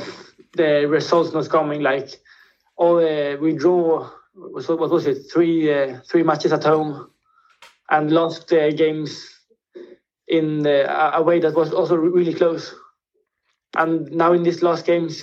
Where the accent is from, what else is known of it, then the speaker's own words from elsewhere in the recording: Spain; first language Swedish; English is a second language; I've been in Spanish school since I was little and always spoken Spanish with all my friends. I speak Swedish at home, but I think my Spanish is as good or better than my Swedish.